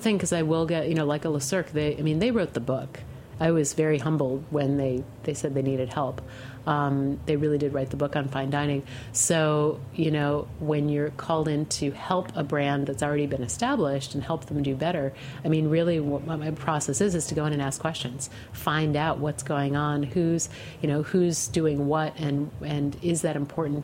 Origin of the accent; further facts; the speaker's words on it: Western New York State, United States; moved away as an adult; also born or lived in Amherst, Massachusetts; I grew up in Western New York State between Rochester and Buffalo